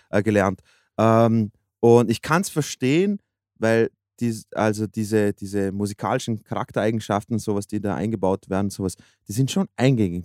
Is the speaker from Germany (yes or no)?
no; Austria; als Österreicher